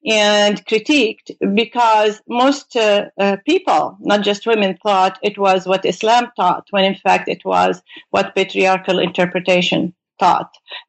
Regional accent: Beirut, Beirut Governorate, Lebanon; moved away as an adult; now in United States; I came from Beirut, Lebanon, to do my graduate studies in the United States in philosophy and in particularly in logic.

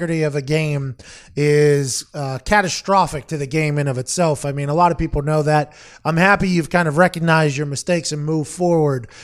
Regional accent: Pittsburgh, Pennsylvania, United States; I grew up in Pittsburgh, which didn't have an NBA team

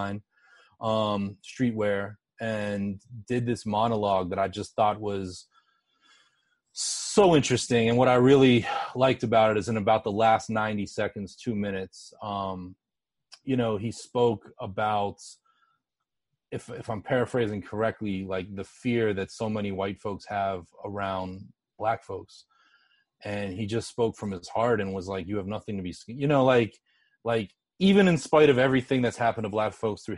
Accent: Pittsburgh, Pennsylvania, United States; I grew up in Pittsburgh

